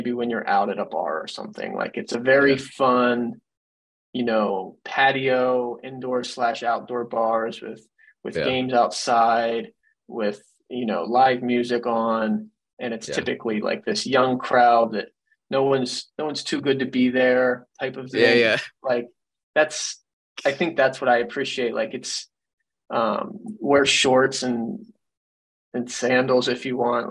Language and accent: English; Eastern Ohio, United States; also born or lived in Silicon Valley / Austin; growing up in Ohio